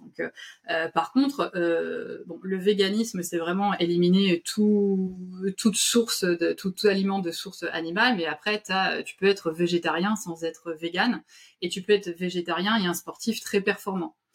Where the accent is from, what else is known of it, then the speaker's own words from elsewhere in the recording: France; chez nous, en France